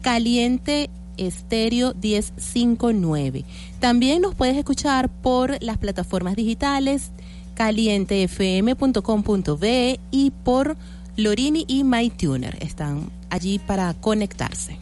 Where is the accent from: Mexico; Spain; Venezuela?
Venezuela; somos los venezolanos pachangueros